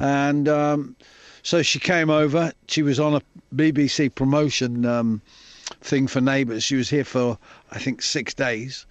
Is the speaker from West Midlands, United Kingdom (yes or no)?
yes; Coventry, West Midlands, United Kingdom; I'm a kid from Coventry.